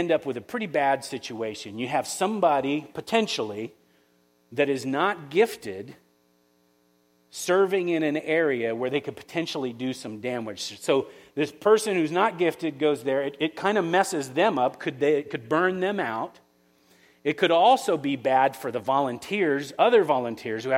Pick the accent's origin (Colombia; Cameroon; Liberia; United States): United States; Florida; now in West Michigan, United States; I'm from Florida